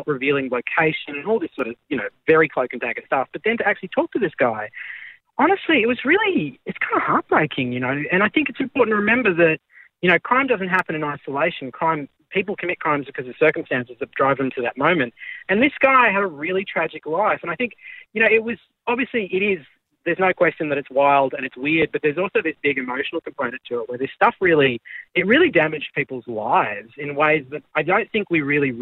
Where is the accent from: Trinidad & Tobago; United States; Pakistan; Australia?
Australia; being Australian is really good in a place like